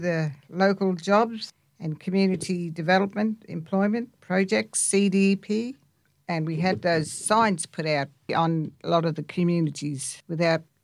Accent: Alice Springs, Northern Territory, Australia; Central Arrernte woman from Mparrntwe, Alice Springs, born and raised in Alice Springs

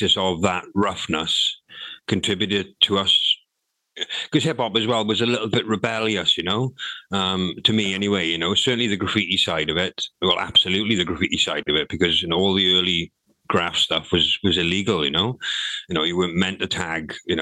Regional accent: Swansea, Wales, United Kingdom; also born or lived in Nottingham; I moved from Penland, even though I still went to Penland school, I moved from Penland, living in Penland, to a place called Forest Fach, which was, because Swansea is not a big city

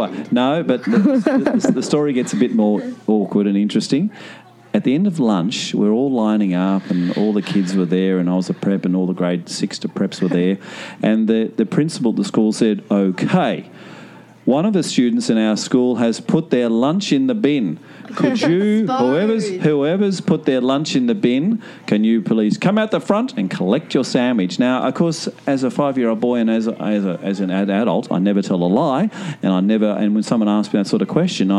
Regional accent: Hobart, Tasmania, Australia; I was at a school in Tasmania, because I'm from Hobart. I'm a Hobartian.

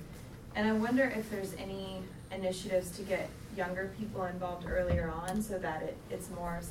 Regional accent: Memphis, Tennessee, United States; Memphis, Tennessee.

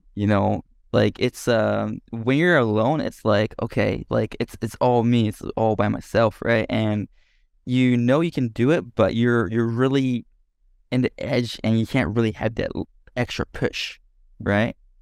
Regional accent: Japan; born or raised there; English is a second language; moved away as an adult; also born or lived in Denmark

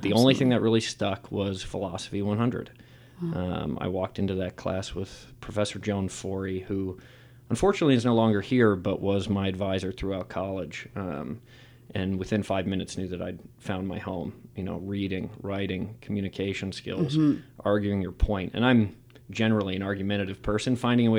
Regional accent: New York, United States; I'm from New York, just outside the city.

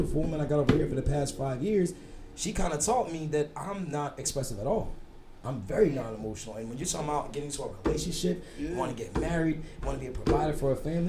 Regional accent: New Jersey, United States; I was raised in South Jersey. Growing up in South Jersey, I was taught the Philly way of thinking.

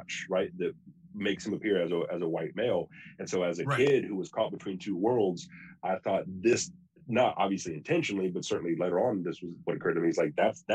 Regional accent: the American South, United States; I'm a Southerner born in the American South

